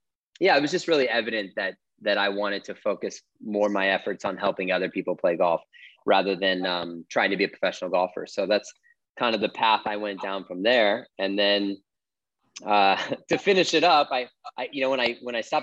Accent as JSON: {"language": "English", "town": "St. Louis", "region": "Missouri", "country": "United States", "tie": "born or raised there", "also_born_or_lived": "Los Angeles", "moved": "as an adult", "said": "I moved from St. Louis, or outside of St. Louis, where I grew up"}